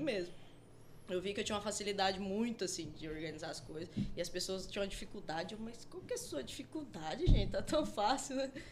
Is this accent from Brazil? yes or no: yes; Rondonópolis, Mato Grosso, Brazil; also born or lived in Guiratinga / Ouro Branco; eu sou de Rondonópolis uhum. porque eu cresci aqui, todas as, as amizades que eu tenho é aqui.